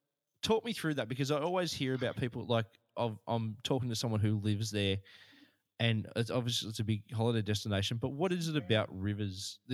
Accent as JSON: {"language": "English", "country": "Australia", "said": "we as Australian population live so close to the ocean. Like, most of us live within 30 miles, 35 miles of the ocean."}